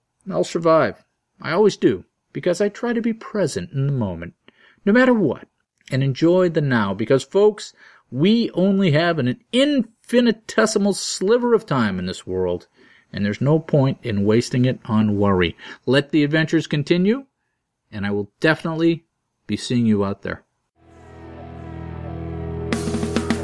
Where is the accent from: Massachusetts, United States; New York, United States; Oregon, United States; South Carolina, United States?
Massachusetts, United States; Groton; my hometown of Groton, Mass